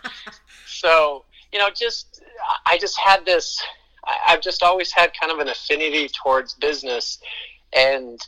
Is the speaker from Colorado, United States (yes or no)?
yes; Colorado, United States; now in Utah, United States; I was born in Utah, which is where I live now, but I was basically raised in Colorado from age 5 on